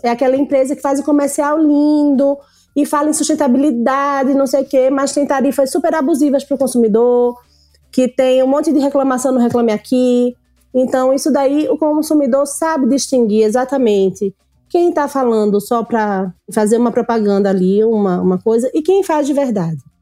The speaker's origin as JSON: {"language": "Portuguese", "region": "Northeast Region", "country": "Brazil", "tie": "born or raised there"}